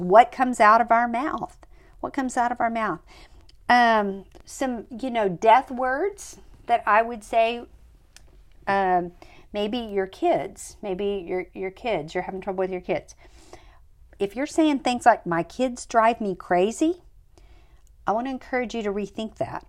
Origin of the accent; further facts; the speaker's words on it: United States; the United States, which is where I'm from